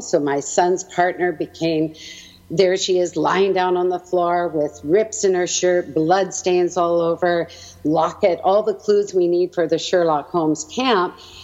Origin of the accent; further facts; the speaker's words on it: Edmonton, Alberta, Canada; also born or lived in Halifax, Nova Scotia; I was born in Halifax, Nova Scotia, and eventually my parents made it out to Edmonton, where they had my four brothers